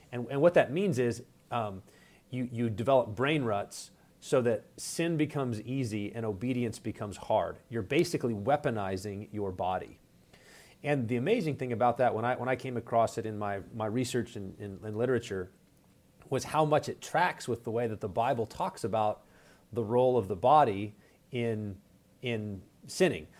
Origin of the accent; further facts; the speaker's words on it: West Texas, United States; moved away as an adult; now in Minneapolis, United States; I'm originally from West Texas. Uh, grew up there